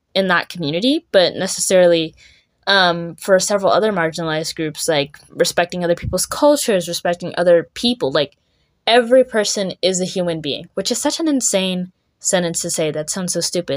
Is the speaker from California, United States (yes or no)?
no; Richardson, Texas, United States; now in Frisco, United States; I just grew up in Richardson, which is really not that far away